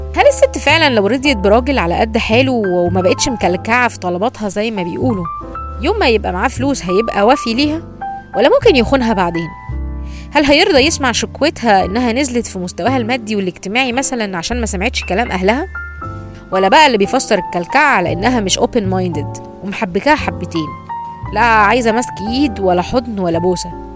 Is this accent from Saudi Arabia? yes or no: no; Egypt; عندنا في مصر